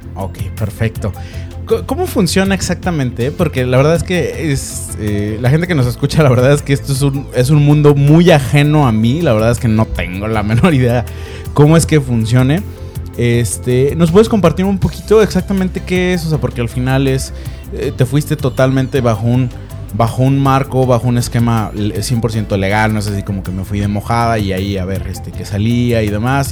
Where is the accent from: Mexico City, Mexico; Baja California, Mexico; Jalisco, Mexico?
Jalisco, Mexico; Guadalajara; yo que soy, de Guadalajara, entonces, pues sí, también tuve una infancia muy padre